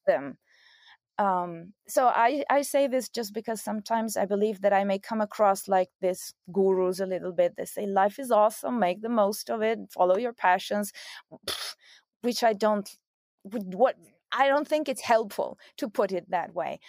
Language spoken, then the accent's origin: English; Italy; moved away as an adult; also born or lived in Belgium / United States; now in Rome, Italy; I'm Italian